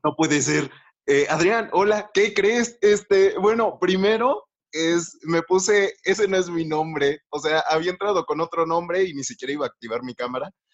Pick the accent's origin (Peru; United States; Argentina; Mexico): Mexico; soy de México